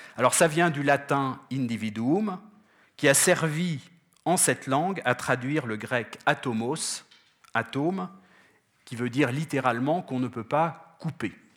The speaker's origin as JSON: {"language": "French", "country": "France", "said": "je viens de France"}